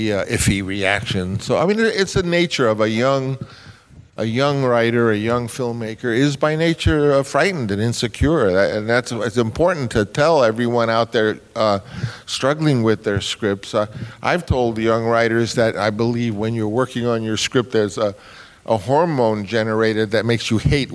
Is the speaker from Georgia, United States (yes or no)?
no; New York City, New York, United States; I was this kid from Queens.